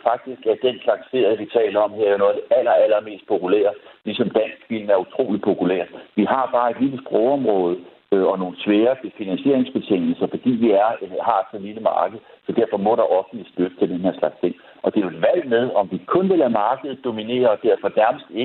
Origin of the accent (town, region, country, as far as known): Denmark